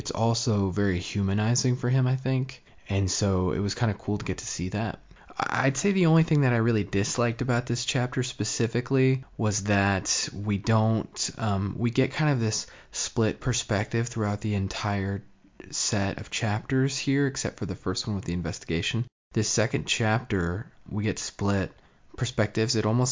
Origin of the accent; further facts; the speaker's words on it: United States; I'm an American